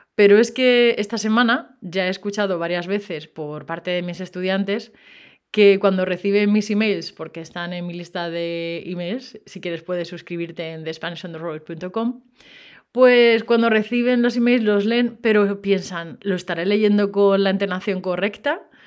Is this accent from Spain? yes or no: yes; Spain; yo soy española